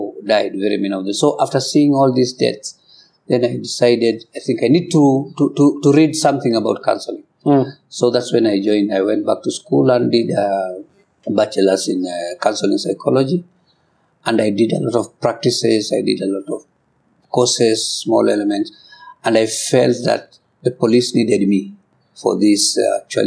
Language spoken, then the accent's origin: English; Kikuyu, Kenya; I come from Kikuyu community